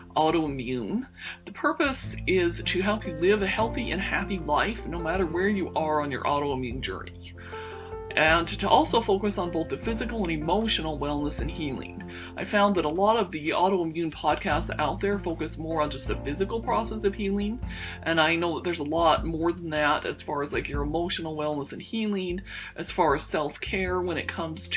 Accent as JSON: {"language": "English", "town": "Salt Lake City", "region": "Utah", "country": "United States", "also_born_or_lived": "Wyoming / Indiana", "moved": "as an adult", "said": "I'm originally from Salt Lake City, Utah. That is actually where I still currently live"}